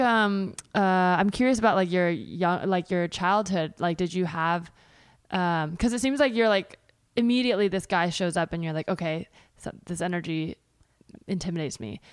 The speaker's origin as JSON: {"language": "English", "region": "California", "country": "United States", "tie": "born or raised there", "said": "I grew up in California"}